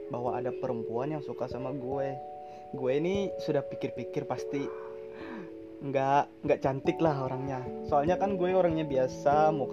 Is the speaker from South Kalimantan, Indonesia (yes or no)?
yes; South Kalimantan, Indonesia; Indonesian is a second language; maaf ya bahasa Indonesia gue kurang lancar soalnya gue orang Banjar dan gue kurang fasih berbahasa Indonesia